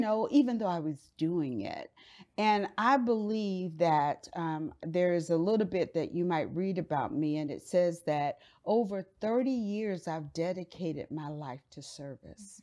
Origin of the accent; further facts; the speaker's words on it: Miami, Florida, United States; now in Dallas, United States; I grew up in Miami, Florida